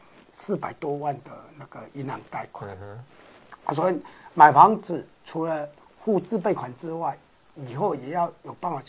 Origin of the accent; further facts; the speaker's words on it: Yilan County, Taiwan; 那是我们宜兰人的收入来比较，如果对你们台中市的人或台北市的人来比是价格。